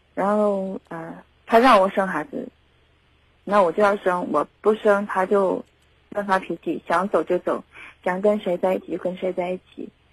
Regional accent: Zhengzhou, Henan, China; 我们家郑州的

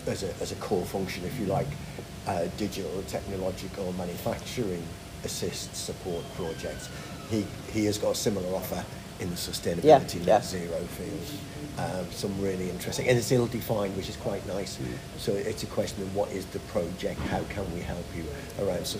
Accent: North East England, United Kingdom; now in Cheshire, United Kingdom; originally I'm from the northeast.

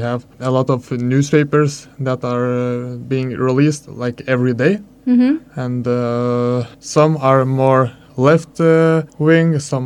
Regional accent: Lithuania; I am from Lithuania

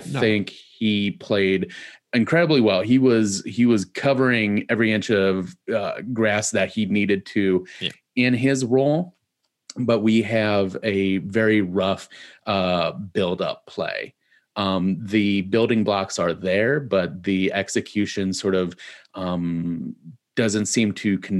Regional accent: Midwest, United States; growing up in the Midwest

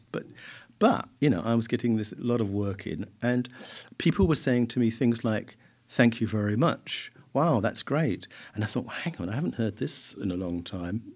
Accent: Southend-on-Sea, East of England, United Kingdom; my hometown, South End

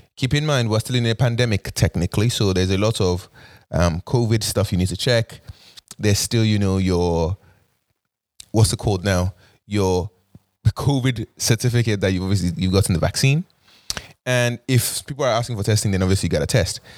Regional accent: Nigeria; now in Toronto, Canada; the Nigerian in me

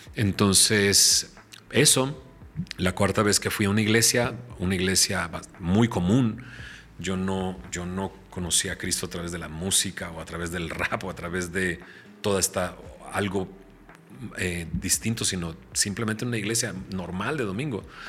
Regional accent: San Pedro Garza García, Nuevo León, Mexico; moved away; yo soy de Monterrey, soy de San Pedro. Mis papás, eh, uno, mi papá es de Marín, mi mamá es de Cadreita. O sea, vienen del rancho a la ciudad de Monterrey eh, se instalan en San Pedro, ahí forman su familia

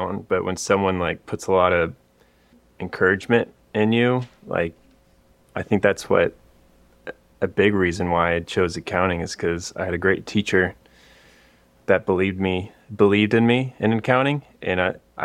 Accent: Austin, Texas, United States; I grew up in Austin, Texas, and then I went to school at Texas Tech

